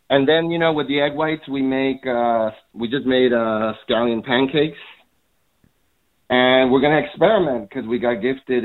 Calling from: New York City, New York, United States; I'm actually calling from the Bronx.

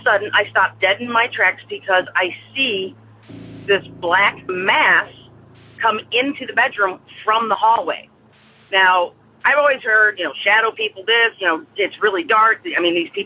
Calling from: Aurora, Illinois, United States; I'm calling from Aurora, Illinois

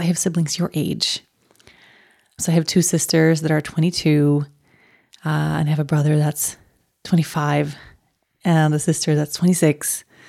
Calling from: Colorado, United States; I'm calling in from Colorado

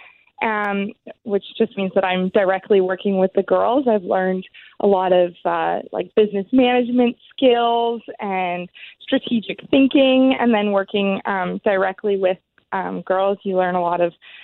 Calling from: Toronto, Ontario, Canada; I'm calling from Toronto

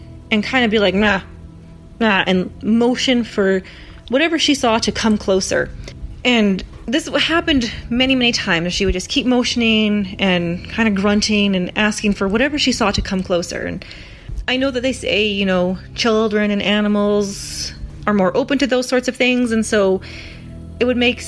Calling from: Canada; I'm calling from Canada.

